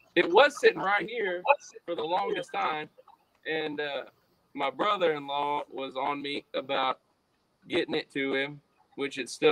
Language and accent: English; Columbus, United States; in my hometown